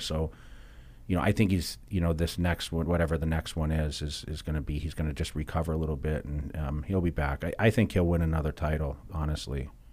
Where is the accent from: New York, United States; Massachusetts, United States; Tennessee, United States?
Massachusetts, United States; now in Las Vegas, United States; growing up in Massachusetts, I grew up in a very rural area